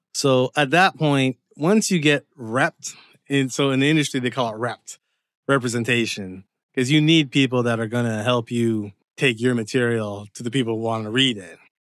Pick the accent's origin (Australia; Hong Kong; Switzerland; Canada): Canada; Windsor, Ontario; moved away as an adult; also born or lived in Dearborn, Michigan / Seattle, Washington; now in Los Angeles, United States; So I was born in Canada, but my parents are Jamaican. And pretty much Windsor was my home up until around, like, the age of twenty-five.